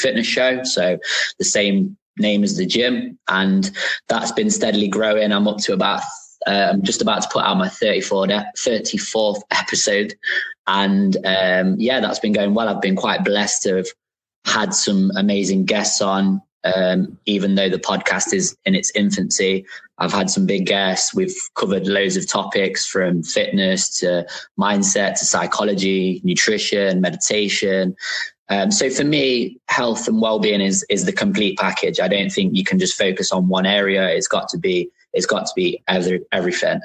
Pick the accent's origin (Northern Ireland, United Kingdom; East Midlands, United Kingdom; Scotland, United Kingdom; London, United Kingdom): East Midlands, United Kingdom; Nottingham; I'm from Nottingham, but you guys would probably say Nottingham